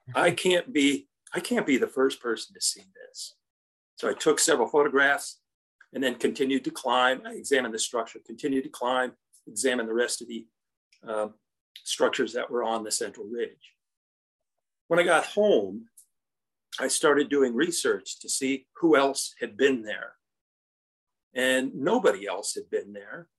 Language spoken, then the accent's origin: English; Indiana, United States; I come from Indiana